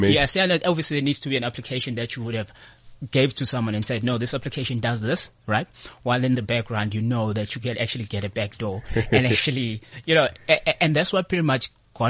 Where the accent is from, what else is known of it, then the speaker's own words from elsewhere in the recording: KwaZulu-Natal, South Africa; moved away as an adult; also born or lived in Cape Town / Johannesburg; I come from Natal.